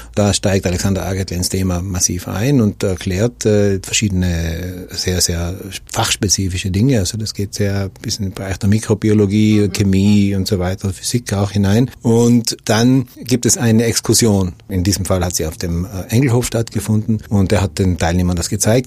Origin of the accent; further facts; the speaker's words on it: Brixen, Trentino-Alto Adige, Italy; Ich bin in Brixen geboren, lebe dort